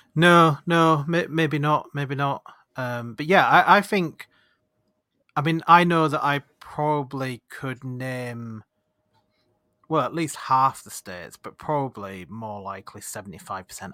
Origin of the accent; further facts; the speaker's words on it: Leeds, Yorkshire and the Humber, United Kingdom; do I say Yorkshire or do I say Leeds?